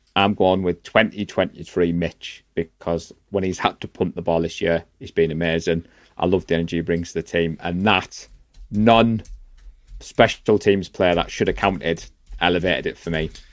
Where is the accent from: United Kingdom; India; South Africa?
United Kingdom; Darlington, North East England; now in Middlesbrough, United Kingdom; I'm from Darlington, but I live in Middlesbrough.